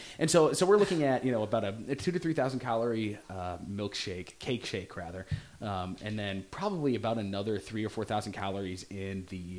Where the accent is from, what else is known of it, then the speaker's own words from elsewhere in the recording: Arlington, Texas, United States; when we were growing up in Texas